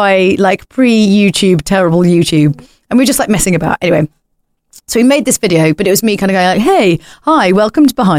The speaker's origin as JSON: {"language": "English", "region": "small village consumed by Greater London", "country": "United Kingdom", "tie": "born or raised there", "said": "we come from like this kind of small village that's been like consumed by Greater London"}